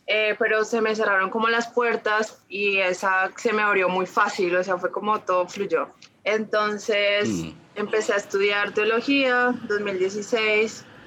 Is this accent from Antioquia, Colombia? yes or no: no; Ibagué, Tolima, Colombia; Nací en Ibagué, bueno, soy de Ibagué